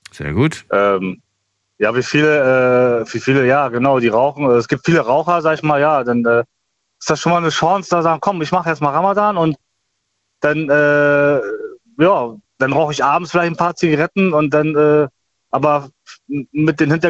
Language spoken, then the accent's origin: German; Germany; also ich bin ja Deutscher, mhm. äh, das kann man auch auf deutsche Sprache